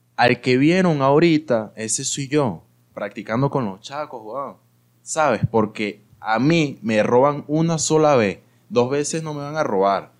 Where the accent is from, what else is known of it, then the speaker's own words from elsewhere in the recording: Mérida, Venezuela; now in Caracas, Venezuela; yo también soy de Mérida